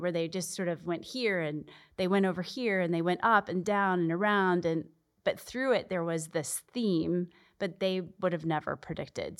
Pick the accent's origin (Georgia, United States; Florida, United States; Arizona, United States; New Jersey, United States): Arizona, United States; moved away as an adult; I'm born and raised in Arizona